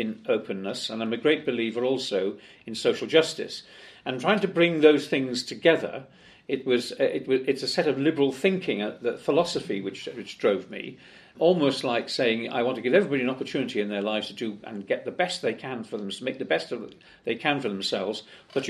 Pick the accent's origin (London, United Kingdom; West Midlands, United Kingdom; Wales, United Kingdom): Wales, United Kingdom; Cardiff; I was born actually on North Road in Cardiff and brought up in Whitchurch